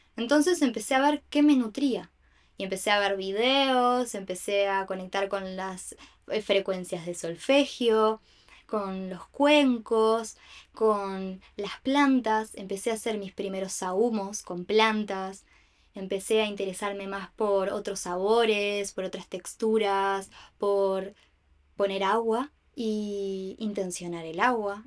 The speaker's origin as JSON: {"language": "Spanish", "region": "Montevideo", "country": "Uruguay", "tie": "born or raised there", "said": "nací acá en Uruguay, en Montevideo"}